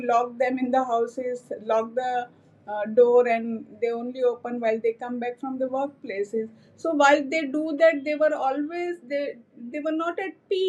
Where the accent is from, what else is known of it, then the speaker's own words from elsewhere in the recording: Anand district, Gujarat, India; now in Ahmedabad, India; originally I come from a tobacco agriculture worker family from Anand district of Gujarat state.